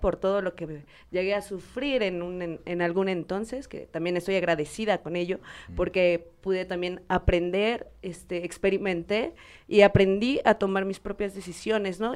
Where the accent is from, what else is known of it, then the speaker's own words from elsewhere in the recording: Puebla, Mexico; soy poblana